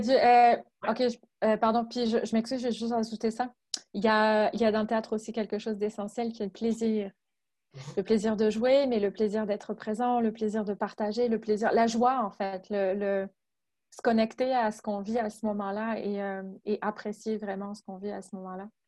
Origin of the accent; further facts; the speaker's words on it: France; moved away as an adult; now in Quebec, Canada; Je suis française je viens de France, puis euh, ça fait dix ans maintenant que je vis euh, au Québec